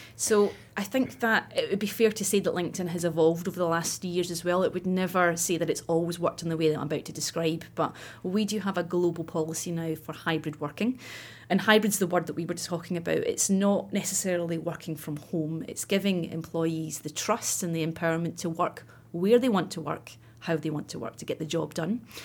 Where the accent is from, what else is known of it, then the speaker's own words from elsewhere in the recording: Scotland, United Kingdom; I grew up in Scotland, as you can probably tell, and I went to university in Glasgow.